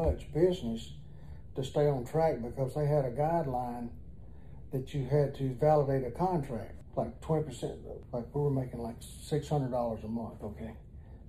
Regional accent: Reform, Alabama, United States; also born or lived in Madisonville, Tennessee / Huntsville, Alabama; I'm from a small town called Reform, Alabama, which is 30 miles west of Tuscaloosa, Pickens County.

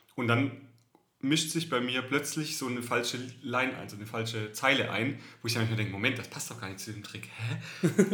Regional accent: Southern Germany, Germany; accent: süddeutsche Melodie (southern German), often taken for Swabian but not quite; meine Melodie, meine süddeutsche Melodie, die ist einfach nicht wegzukriegen

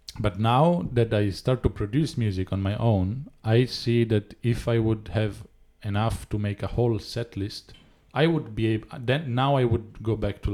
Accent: Florence, Tuscany, Italy; I grew up in Florence musically.

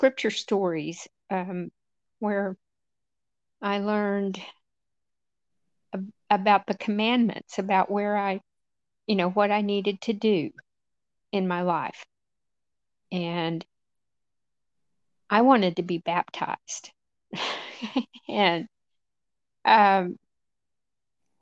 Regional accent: Amarillo, Texas, United States; moved away as an adult; now in Maine, United States; I was born in Amarillo, Texas, and I've managed to migrate up to the Garden of Eden here in Maine 5 years ago.

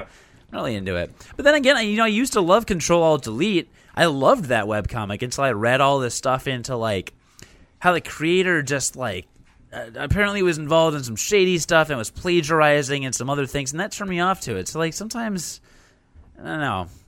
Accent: Chicago, Illinois, United States; I'm from Chicago

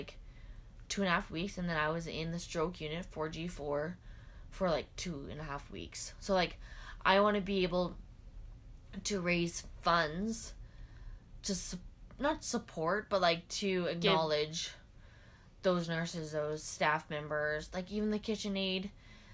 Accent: Regina, Saskatchewan, Canada; moved away; also born or lived in Edmonton / St. Albert / Vermilion / Winnipeg; I grew up in Regina.

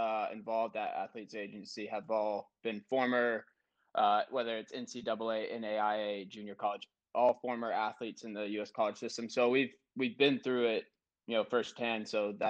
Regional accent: South Carolina, United States; moved away as an adult; also born or lived in Denver, Colorado; I'm actually from South Carolina.

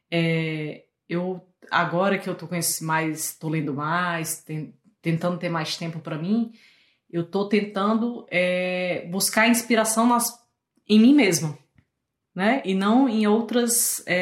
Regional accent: Fortaleza, Ceará, Brazil; also born or lived in Rio de Janeiro; now in Canada; Aí eu mudei de cidade, né? Saí de Fortaleza, fui pro Rio. E agora, quem vai cortar meu cabelo? E aí eu tive que testar. E daí do Rio pro Canadá

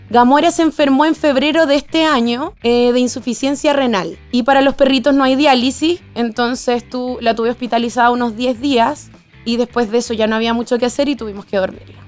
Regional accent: Venezuela; moved away; yo soy extranjera, soy venezolana

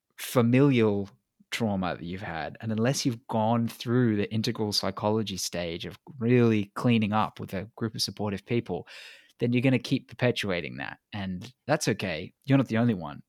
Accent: England, United Kingdom; now in Australia; I'm an implant anyway. I was born in England

